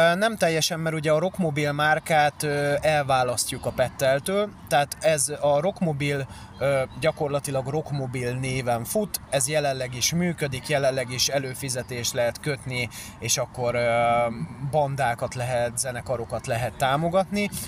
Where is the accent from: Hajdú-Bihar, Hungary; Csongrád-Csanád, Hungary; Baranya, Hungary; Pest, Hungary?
Pest, Hungary; én egyébként Pest megyében élek, tehát nem a, nem a fővárosban, kertesházba születtem jelenleg is, kertesházban élünk